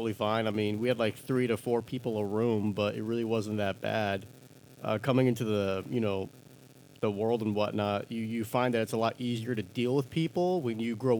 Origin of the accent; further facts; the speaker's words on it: New Mexico, United States; I still have people who miss the new part of New Mexico, and they think I say I'm from Mexico, and they're like, oh, how are you here?